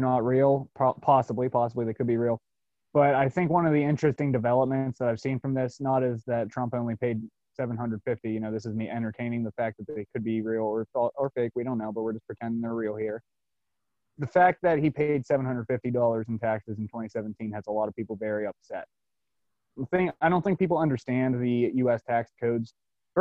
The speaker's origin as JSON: {"language": "English", "town": "Altoona", "region": "Pennsylvania", "country": "United States", "said": "I'm from Altoona, Pennsylvania. It's right in the heartland of Pennsylvania"}